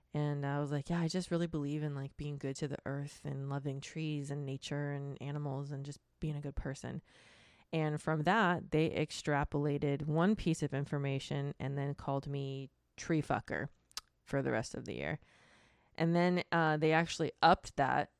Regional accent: Florida, United States; I am from Florida

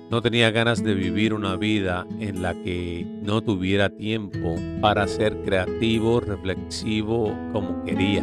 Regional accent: Puerto Rico; moved away; como puertorriqueño nacido y criado en esta isla tan hermosa

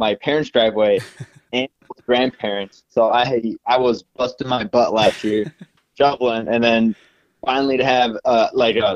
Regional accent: North St. Paul, Minnesota, United States; I grew up in North St. Paul in the Maplewood area, which is on the east side of the cities.

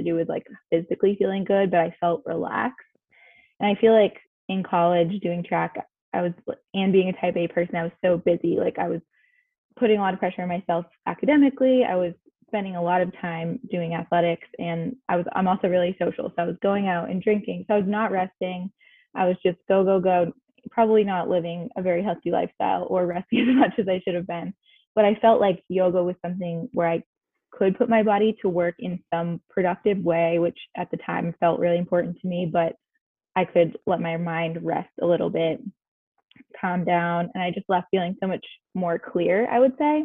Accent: Massachusetts, United States; moved away as an adult; also born or lived in Washington, D.C.; I grew up in the Northeast in Massachusetts.

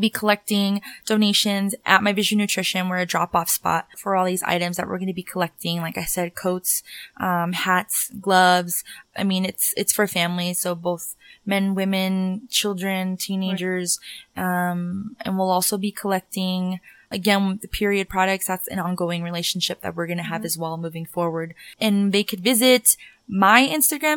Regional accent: Denver, Colorado, United States; I'm from Denver, born and raised.

